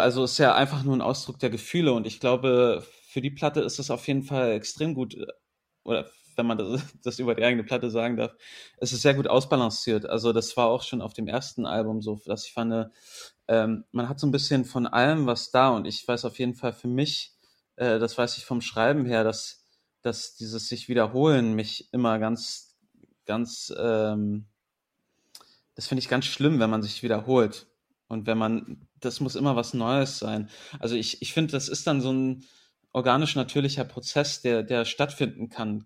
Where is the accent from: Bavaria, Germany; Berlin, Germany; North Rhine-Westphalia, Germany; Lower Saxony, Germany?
Berlin, Germany; born or raised there; also born or lived in England